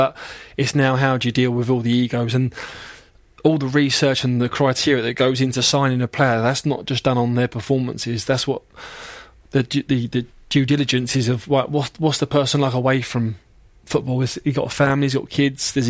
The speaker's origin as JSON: {"language": "English", "region": "London", "country": "United Kingdom", "tie": "born or raised there", "said": "Chelsea fan, family from Chelsea, you know, I was born in Wandsworth"}